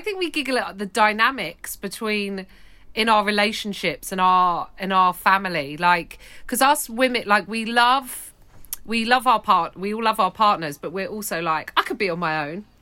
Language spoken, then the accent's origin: English; London, United Kingdom; I grew up in West London